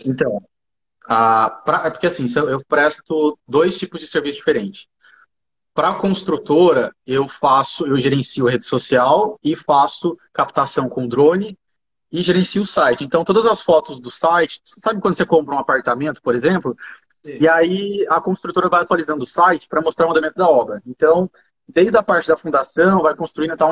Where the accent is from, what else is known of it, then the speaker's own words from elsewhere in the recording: Jacareí, São Paulo, Brazil; accent: caipira; also born or lived in Rio de Janeiro / São José dos Campos; eu sou de Acaraí mesmo